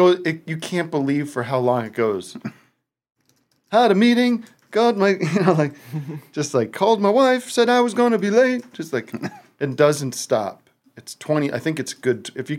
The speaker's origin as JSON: {"language": "English", "town": "Allentown", "region": "Pennsylvania", "country": "United States", "tie": "born or raised there", "moved": "yes", "lives_now": "Glendale, United States", "said": "Back on the East Coast, where I grew up, back in my hometown. … What time is it back there in Allentown, Bethlehem?"}